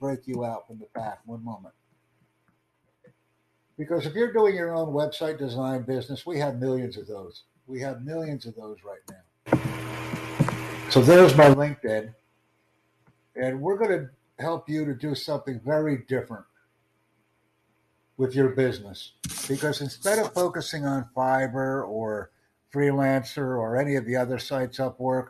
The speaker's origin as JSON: {"language": "English", "country": "United States", "said": "I'm from the United States"}